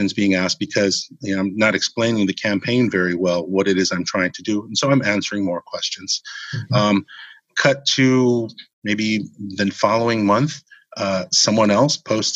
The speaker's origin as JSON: {"language": "English", "region": "Hawaii", "country": "United States", "tie": "born or raised there", "said": "growing up in Hawaii"}